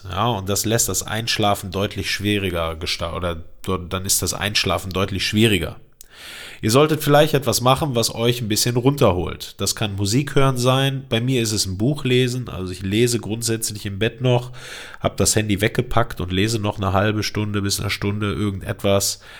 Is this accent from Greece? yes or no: yes; Greece; Ich bin Grieche, äh, das habe ich mir angewöhnt.